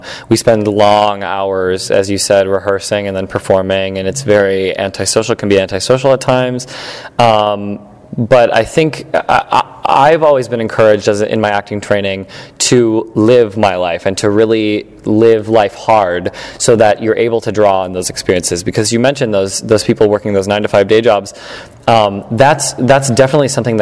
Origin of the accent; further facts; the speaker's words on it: Elyria, Ohio, United States; moved away as an adult; also born or lived in Ithaca, New York / Chicago, Illinois; now in New York, United States; I grew up in Elyria, Ohio. It's a small suburb outside of Cleveland, Ohio.